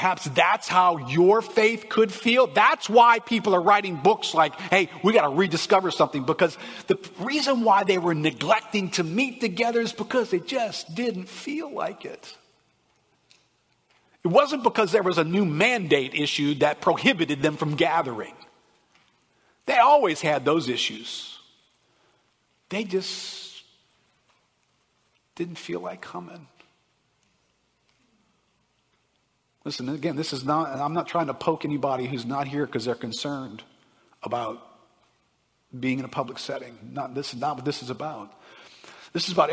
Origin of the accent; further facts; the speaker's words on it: United States; As an American